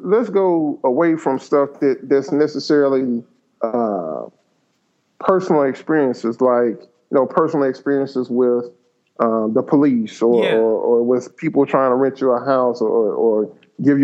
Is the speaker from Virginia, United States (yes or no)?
no; Memphis, Tennessee, United States; I grew up in Memphis, and at some point in my childhood, Memphis became a majority black city.